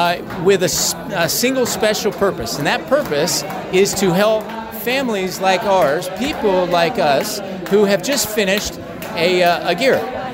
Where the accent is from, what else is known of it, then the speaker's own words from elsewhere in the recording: North Carolina, United States; now in Israel; I came from North Carolina.